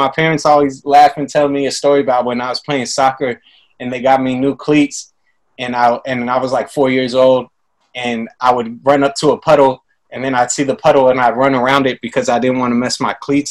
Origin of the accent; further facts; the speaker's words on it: Livermore, California, United States; also born or lived in San Jose; Like, I'm from Livermore.